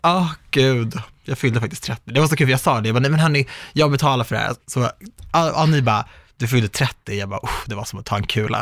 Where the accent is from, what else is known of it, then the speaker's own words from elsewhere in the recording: Sweden; jag är minsann svensk